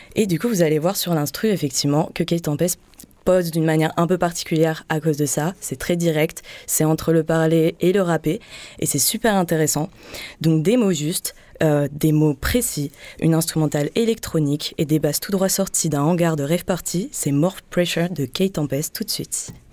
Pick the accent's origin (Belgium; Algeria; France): France; Bordeaux, Nouvelle-Aquitaine; venu tout droit de ma terre natale, Bordeaux. Et ouais, je viens de Bordeaux